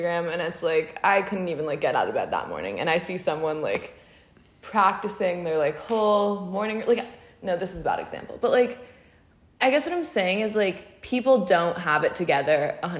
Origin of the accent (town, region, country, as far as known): Los Angeles, California, United States; born or raised there